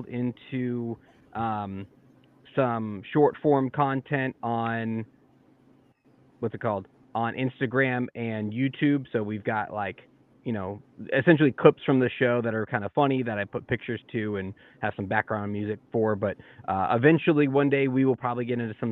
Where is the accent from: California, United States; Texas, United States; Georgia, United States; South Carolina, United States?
Georgia, United States; We're all from Georgia